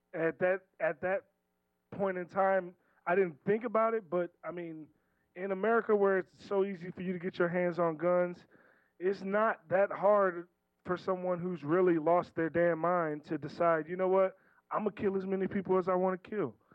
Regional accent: right outside Baltimore, Maryland, United States; also born or lived in Washington, D.C.; I'm from Maryland. I grew up right outside Baltimore

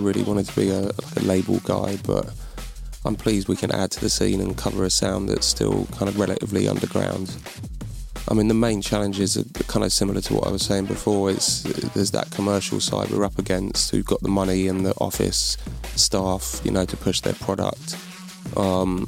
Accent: London, United Kingdom; moved away as an adult; now in Bristol, United Kingdom

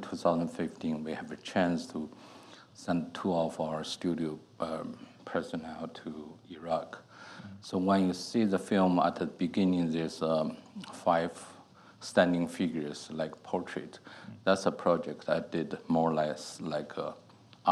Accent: China; moved away as an adult; I grew up in China.

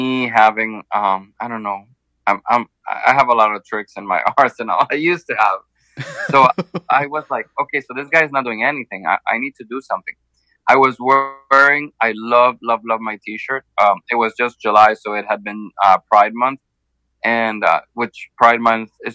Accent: Honduras; now in Miami, United States; my home country, Honduras.

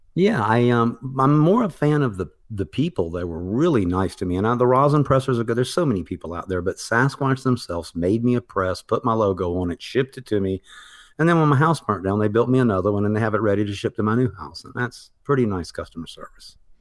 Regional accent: the South, United States; I come from the South where, um, cannabis was very prohibited

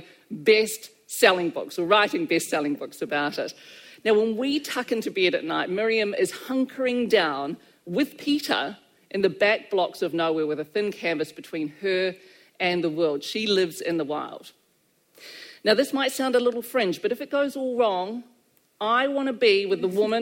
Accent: Christchurch, Canterbury, New Zealand; I love this city, it's my hometown

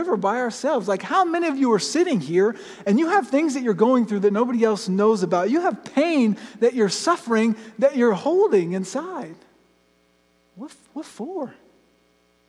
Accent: Florida, United States; I grew up in Florida, I've been canoeing my whole life

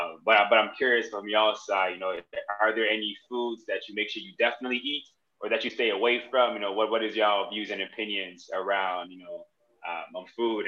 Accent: Jamaica; I'm Jamaican

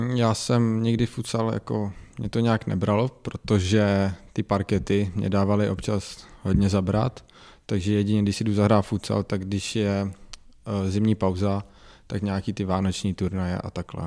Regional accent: Česká Třebová, Pardubice Region, Czechia; já jsem z Český Třebový

